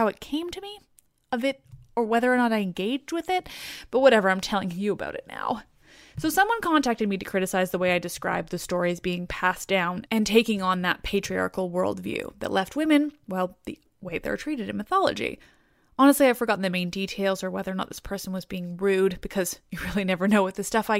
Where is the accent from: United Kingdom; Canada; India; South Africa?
Canada; I'm Canadian